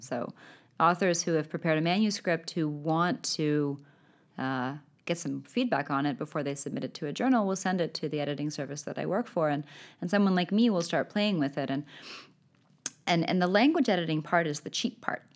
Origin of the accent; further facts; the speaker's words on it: Canada; first language English; now in Sweden; a native speaker of English, being Canadian, having grown up and now be living in Sweden